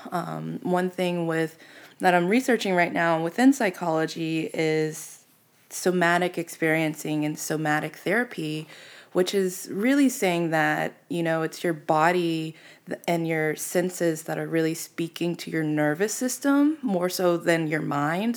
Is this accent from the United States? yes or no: yes; Pittsburgh, Pennsylvania, United States; now in Phoenix, United States; I'm from Pittsburgh